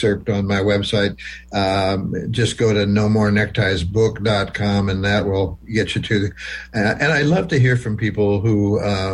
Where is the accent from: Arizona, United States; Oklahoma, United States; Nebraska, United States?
Nebraska, United States; small town Nebraska near Wayne, United States; moved away; that's 10 miles from my hometown